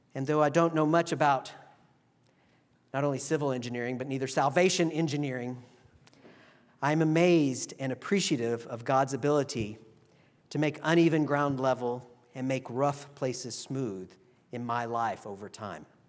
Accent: Texas, United States; now in Virginia, United States; where I grew up in Texas

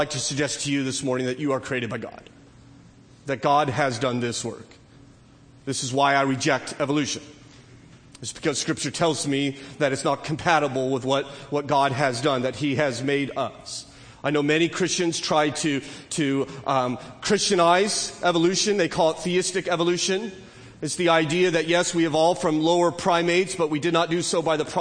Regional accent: California, United States; I'm a Californian

